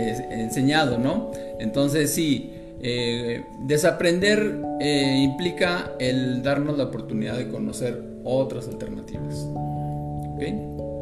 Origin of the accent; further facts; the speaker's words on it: northern Mexico, Mexico; moved away; also born or lived in Monterrey / Veracruz; Yo soy norteño de nacimiento, aquí en, el país México, en el norte de México